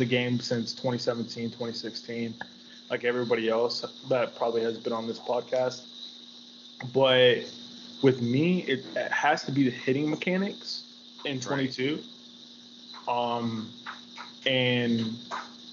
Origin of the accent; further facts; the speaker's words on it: Dallas-Fort Worth Metroplex, Texas, United States; So it's like Dallas-Fort Worth and all the surrounding cities, and I'm those surrounding cities